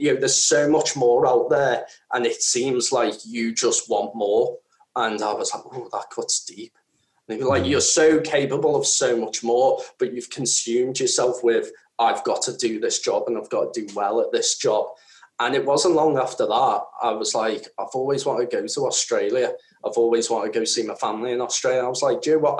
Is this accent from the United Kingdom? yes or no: yes; the Wirral, North West England, United Kingdom; I come from an area where I come from the Wirral